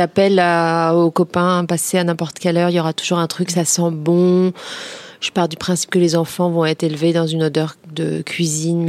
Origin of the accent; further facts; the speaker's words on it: Créteil, Île-de-France, France; j'ai grandi à Créteil